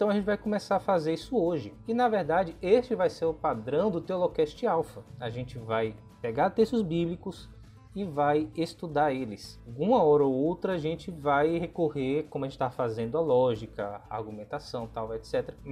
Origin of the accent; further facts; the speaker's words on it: Iguaí, Bahia, Brazil; now in Itabuna, Brazil; eu sou natural da cidade de Iguaí, na Bahia, e atualmente moro em Itabuna, também na Bahia, próximo a Ilhéus.